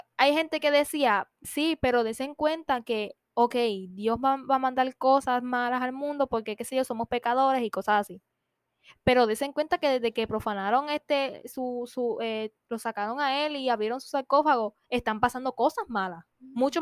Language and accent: Spanish; Puerto Rico; nosotros somos de Puerto Rico